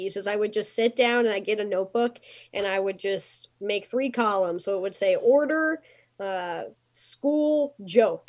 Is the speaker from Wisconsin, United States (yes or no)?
no; Winston-Salem area, North Carolina, United States; moved away as an adult; also born or lived in Iowa; I am so from the Winston-Salem area. I'm from a small town outside of there. And so I grew up here